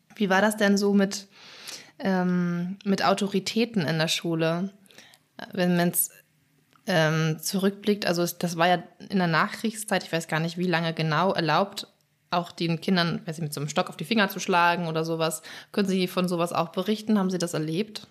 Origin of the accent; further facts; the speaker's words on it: Schleswig-Holstein, Germany; ich komme aus Schleswig-Holstein, in Schleswig-Holstein würde man sagen Pleach